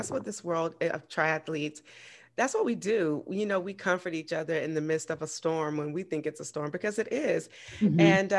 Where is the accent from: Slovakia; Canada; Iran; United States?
United States; Augusta, Georgia; I actually met her in my hometown.